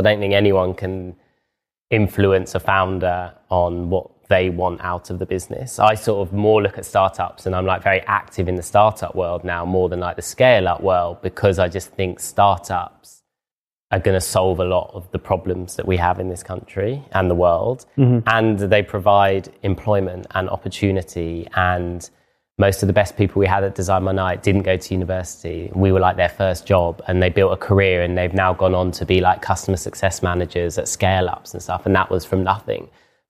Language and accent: English; London, United Kingdom; I talk very London-centric, like I'm from London and I work in London.